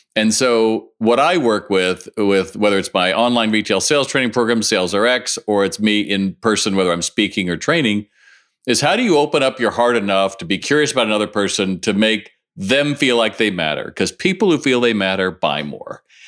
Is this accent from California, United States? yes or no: yes; Los Angeles, California, United States; I grew up in Los Angeles